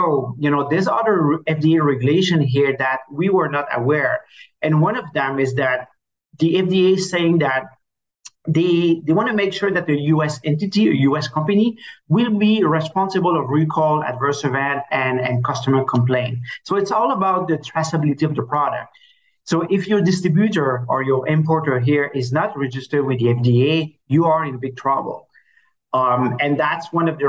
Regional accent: Canada; accent: French Canadian; now in Miami, United States; obviously, you will see with my accent that I'm French Canadian. So, I live in Miami

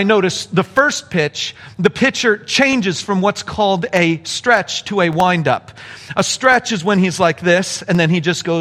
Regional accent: Apple Valley, California, United States; See, I'm from Apple Valley. We were Apple Valley Christian

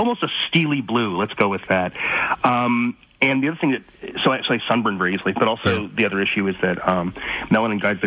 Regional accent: London, Ontario, Canada; also born or lived in Sudbury, Ontario / Sault Ste. Marie, Ontario; I grew up part of my time in Sudbury, actually, and also in London for the most part

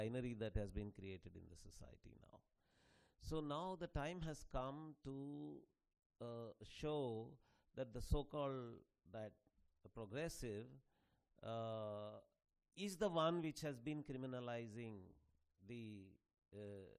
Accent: Telugu land, India; I come from the Telugu land

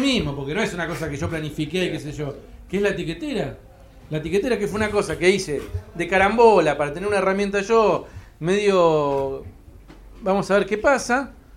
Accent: Cipolletti, Río Negro, Argentina; now in Buenos Aires, Argentina; Yo soy un pibe que vengo de Chipoleti

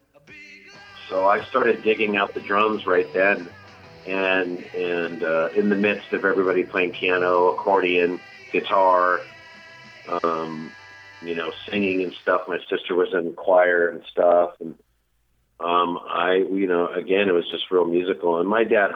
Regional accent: Carson, California, United States; I grew up in an oil town down here in Southern California called Carson

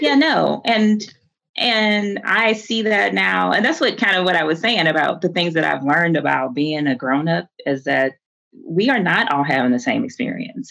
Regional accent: Houston, Texas, United States; I'm from Houston. Like, I am, I went, my family's Catholic, but we are a Black Catholic community in the inner city

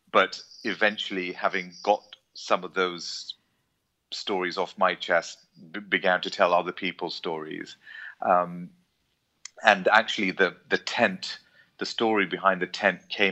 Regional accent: England, United Kingdom; moved away as an adult; also born or lived in Jaffna, Sri Lanka; now in Colombo, Sri Lanka; I grew up in England as part, I guess, of the large Tamil diaspora that lives there, but moved back to Sri Lanka, having been born in Jaffna

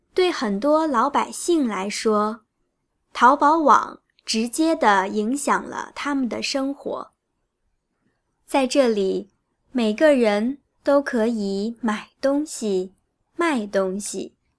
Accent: Hangzhou, Zhejiang, China; now in Berlin, Germany; 我们都是地道的杭州人

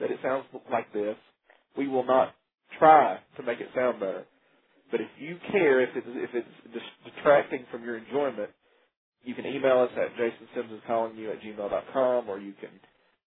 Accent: Coleman, United States; now in Huntsville, United States; I'm not originally from Huntsville. I'm from a place called Coleman

